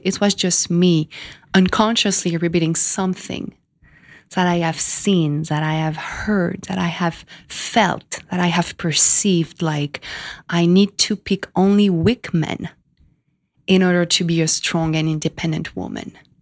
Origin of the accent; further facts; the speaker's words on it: France; moved away as an adult; also born or lived in Miami / California; now in New York, United States; I was born in France 33 years ago.